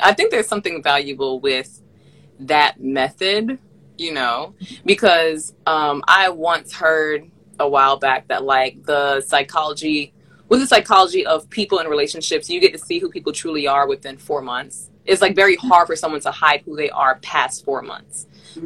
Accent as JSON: {"language": "English", "town": "Miami", "region": "Florida", "country": "United States", "tie": "born or raised there", "also_born_or_lived": "Massachusetts / Canada", "moved": "as an adult", "said": "growing up in Miami"}